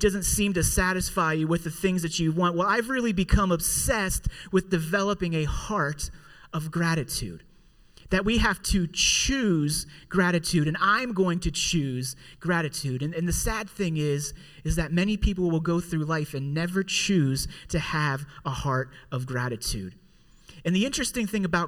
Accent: Pittsburgh, Pennsylvania, United States; also born or lived in Indiana; here in Pittsburgh is where I'm from, where I was born and raised here in Pittsburgh

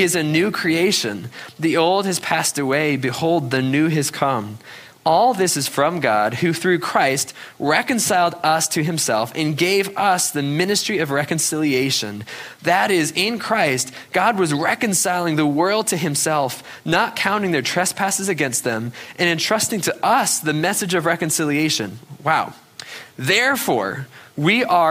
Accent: New England, United States; growing up in New England skiing

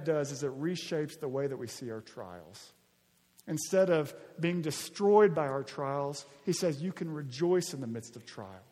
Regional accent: Arkansas, United States; moved away; When I was in eighth and ninth grade, growing up in Arkansas

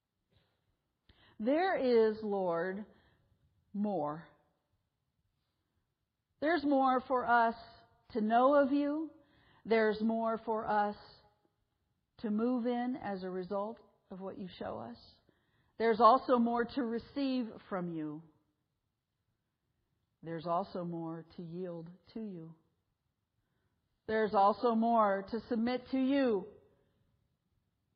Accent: United States; we as American Christians

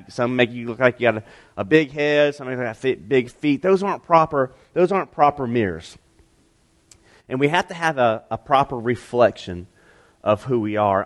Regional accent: Piedmont, South Carolina, United States; also born or lived in Utah; I grew up in Piedmont

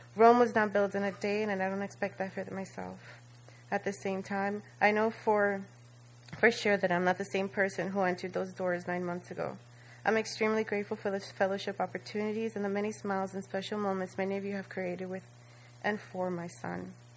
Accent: Dominican Republic; first language Spanish; English is a second language; moved away; learning my culture, speaking my native tongue so fluently.

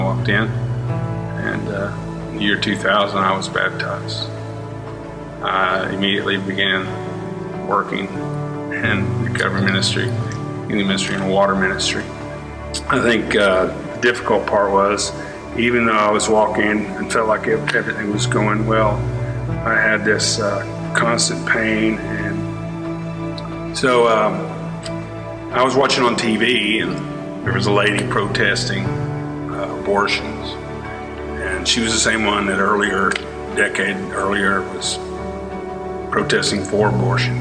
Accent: Fort Worth, Texas, United States; born and raised in Fort Worth, Texas, Halloween 1957

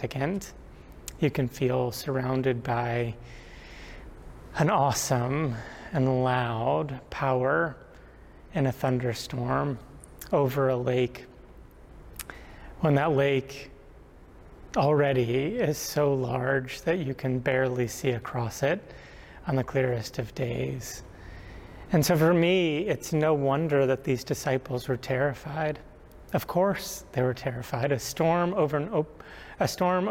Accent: Rhode Island, United States; Growing up in Rhode Island

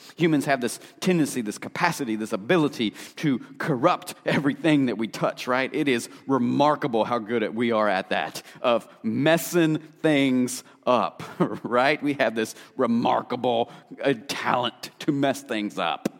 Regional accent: Appalachia, United States; I grew up in Appalachia

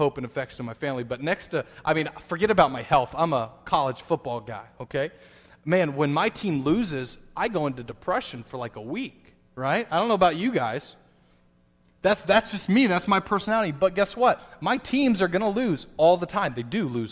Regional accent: United States; Being an American, especially a Christian American

